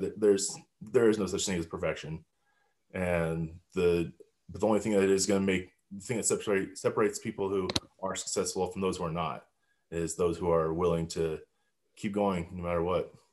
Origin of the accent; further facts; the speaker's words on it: Highlands Ranch, Colorado, United States; I grew up in Highland Ranch, Colorado.